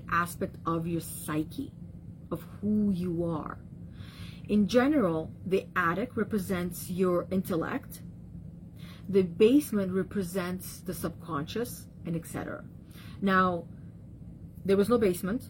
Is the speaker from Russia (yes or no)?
yes; Russia; moved away; being in the childhood areas where I grew up back in Russia